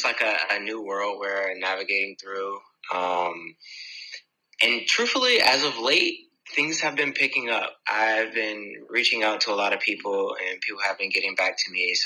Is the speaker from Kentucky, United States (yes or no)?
no; Virginia Beach, Virginia, United States; also born or lived in Jacksonville, Florida / Woodbridge, Virginia; When I was born, I was in Florida. And from there, I went to Virginia Beach, and that's where I was raised.